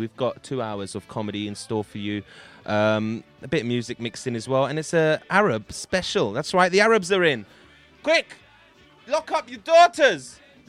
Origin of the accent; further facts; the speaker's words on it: London, United Kingdom; I love growing up in London is a blessing, and I'm very lucky to have been born here.